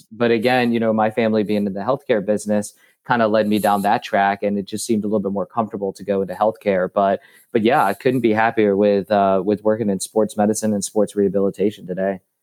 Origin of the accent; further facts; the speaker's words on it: Cincinnati, Ohio, United States; moved away as an adult; also born or lived in Denver / Florida; now in Bradenton, United States; I'm from Cincinnati and then went to, uh, grad school, at University of Cincinnati